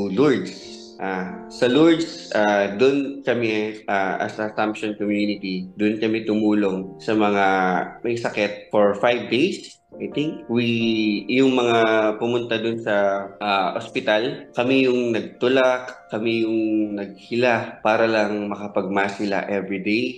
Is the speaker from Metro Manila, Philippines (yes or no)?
yes; Muntinlupa, Metro Manila, Philippines; taga Muntinlupa sa Barangay Gupang sa San Nicolas.